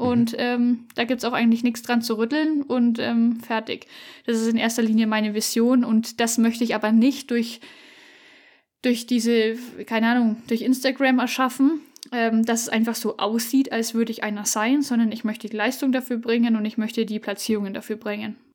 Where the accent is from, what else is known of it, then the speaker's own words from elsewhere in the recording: Upper Franconia, Fichtel Mountains, Bavaria, Germany; moved away; also born or lived in Allgäu; wir kommen aus Oberfranken, ähm, Richtung tschechische Grenze ist es praktisch. Genau, Fichtelgebirge.